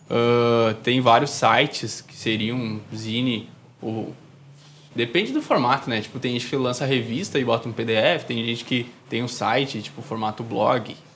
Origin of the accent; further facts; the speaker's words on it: Novo Hamburgo, Rio Grande do Sul, Brazil; Sim, sou de Novo